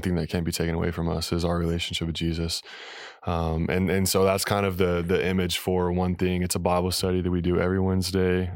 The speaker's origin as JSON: {"language": "English", "town": "Salt Lake City", "region": "Utah", "country": "United States", "tie": "born or raised there", "said": "I was born in Salt Lake City, Utah, Mormon, capital of the world"}